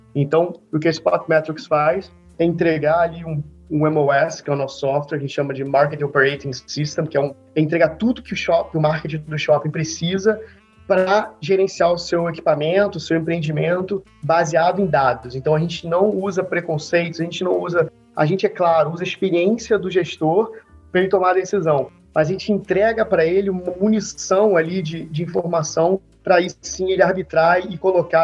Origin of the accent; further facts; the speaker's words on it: Rio de Janeiro, Brazil; eu sou do Rio, sou natural aqui do Rio de Janeiro